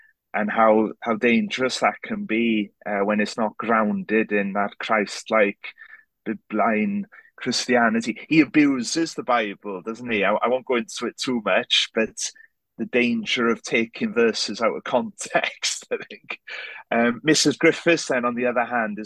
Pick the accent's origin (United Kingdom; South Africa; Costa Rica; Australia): United Kingdom; Wales; first language Welsh; English is a second language; I'm very Welsh, but I'm also very aware and you know, very happy to be half English